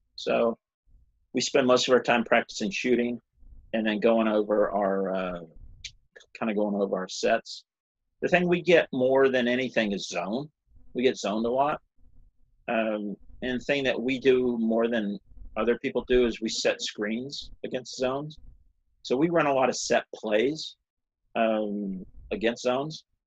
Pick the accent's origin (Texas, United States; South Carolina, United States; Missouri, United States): South Carolina, United States; I grew up in South Carolina